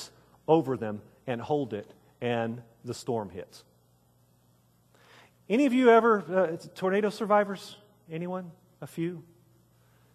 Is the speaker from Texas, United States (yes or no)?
yes; Wichita Falls, Texas, United States; I grew up in Wichita Falls, Texas, here in North Texas